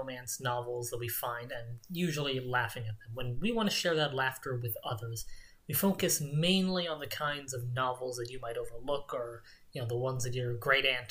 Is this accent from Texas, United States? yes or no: yes; Texas, United States; I'm actually from Texas